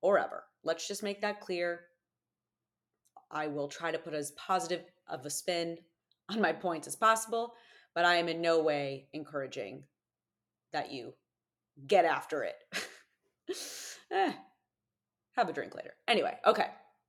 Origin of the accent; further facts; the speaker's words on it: United States; as an American